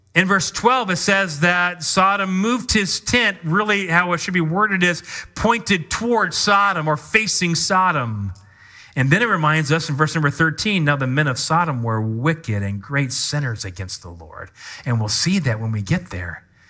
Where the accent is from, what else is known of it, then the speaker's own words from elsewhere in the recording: Washington, United States; moved away; also born or lived in Kentucky / Midwest; I grew up in Washington, so West Coast.